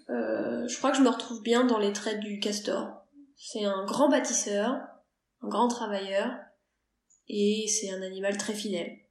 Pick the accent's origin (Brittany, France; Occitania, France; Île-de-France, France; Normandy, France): Île-de-France, France; Petit Morin valley, Seine-et-Marne; Nous venons de Seine-et-Marne et nous avons tous les deux grandi dans la vallée du Petit-Morin, récemment reconnu cinquième parc naturel régional d'Île-de-France.